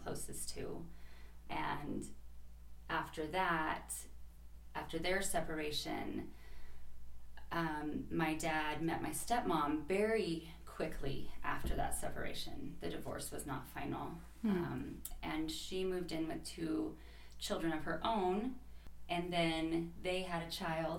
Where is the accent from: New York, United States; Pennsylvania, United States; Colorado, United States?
Colorado, United States; Fort Collins; also born or lived in Wellington, Colorado; now in Greeley, United States; I grew up, when I was really little, I was in Wellington, and then my parents divorced, and I was in Fort Collins for quite some time